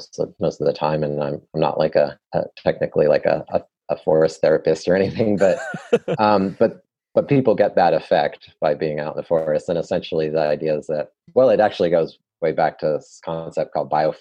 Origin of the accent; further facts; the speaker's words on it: California, United States; also born or lived in New England / North Carolina; now in South Toe Valley, North Carolina, United States; I was born in California. And then lived in New England for a few years, but I've been in North Carolina for almost 25 years